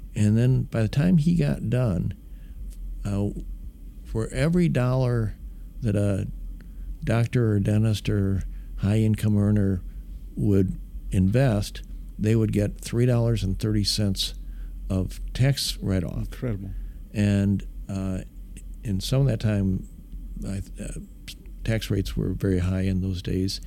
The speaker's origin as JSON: {"language": "English", "region": "Midwest", "country": "United States", "tie": "born or raised there", "moved": "yes", "lives_now": "Dallas, United States", "said": "it was a great great town to grow up in. Uh, I think I love the Midwest values. I love uh, being from there."}